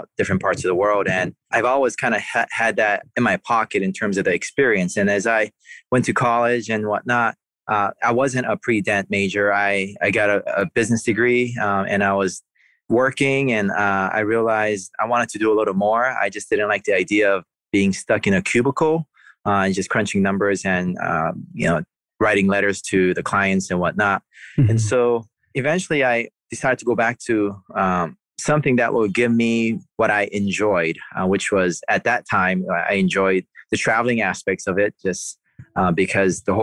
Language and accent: English; Oahu, Hawaii, United States; now in Kauai, United States; I'm from the island of Oahu, so I have some roots back in the state of Hawaii.